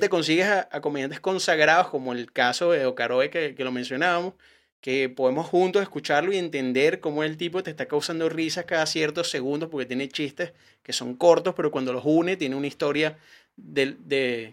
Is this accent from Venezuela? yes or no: yes; Venezuela; now in Chile; yo soy comediante, soy venezolano